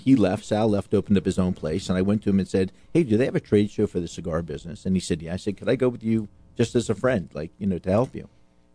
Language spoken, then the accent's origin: English; Florida, United States; I'm born and raised in Florida